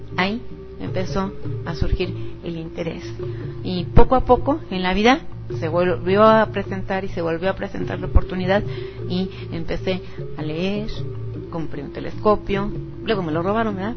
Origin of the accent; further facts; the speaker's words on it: Mexico City, Mexico; moved away as an adult; yo soy de aquí del Distrito Federal, eh, concretamente soy romana, soy de la, de la colonia Roma